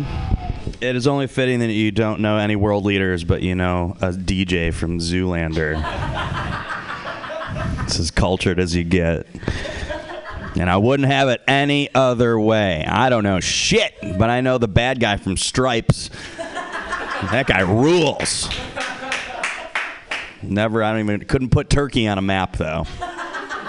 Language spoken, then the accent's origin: English; Detroit, Michigan, United States; accent: Midwest; moved away as an adult; also born or lived in Warren, Michigan; now in San Francisco, United States; I'm from Detroit. You guys ever heard of Detroit? Yeah. That's where I'm from. I was born there